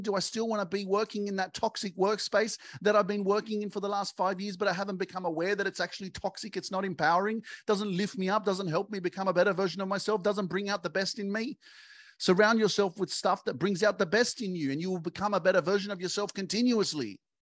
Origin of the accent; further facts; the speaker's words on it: Sydney, New South Wales, Australia; I grew up in Sydney and all my friends were here and this was my hood